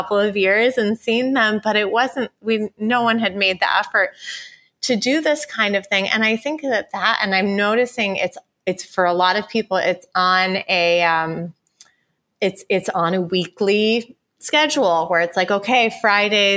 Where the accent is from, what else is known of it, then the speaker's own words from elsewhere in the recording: Ithaca, New York, United States; moved away; I have my same best girlfriends that I grew up with in Ithaca, New York